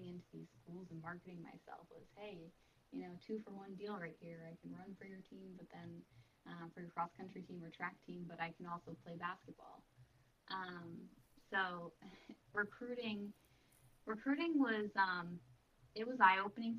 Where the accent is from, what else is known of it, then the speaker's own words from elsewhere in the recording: Hollis, New Hampshire, United States; So I grew up in Hollis, New Hampshire, and it is a very small town.